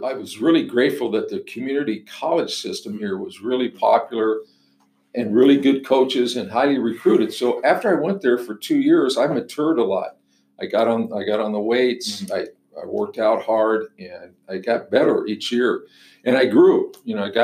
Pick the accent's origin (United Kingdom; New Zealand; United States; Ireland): United States; La Mirada, California; moved away as an adult; also born or lived in Pomona, California / Nebraska; I was born and raised in Southern California, and I was born in Pomona and raised in La Mirada, California